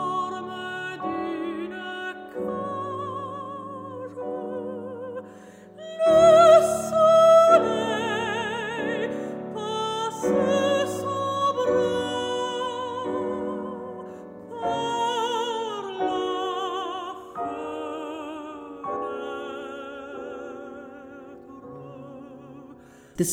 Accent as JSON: {"language": "English", "town": "Detroit", "region": "Michigan", "country": "United States", "also_born_or_lived": "Indiana / San Francisco", "moved": "as an adult", "said": "I was from Detroit"}